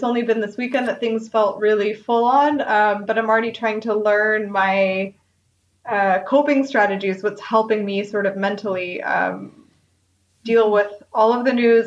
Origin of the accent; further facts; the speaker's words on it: United States; moved away as an adult; now in Germany; as an American